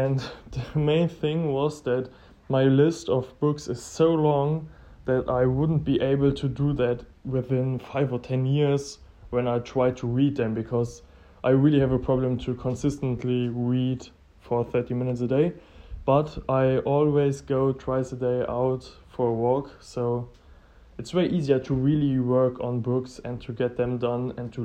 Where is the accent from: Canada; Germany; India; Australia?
Germany; English is a second language; I'm from Germany